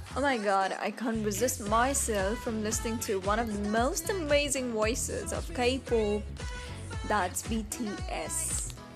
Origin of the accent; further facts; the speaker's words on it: India; Being an Indian, I really feel blessed that I am a part of India